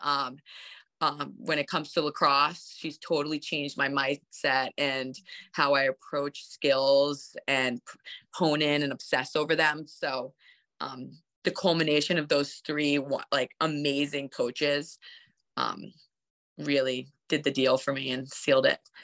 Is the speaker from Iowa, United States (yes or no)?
no; Bedford, New York, United States; I'm in from Bedford, New York, which is like a small horse town right outside New York City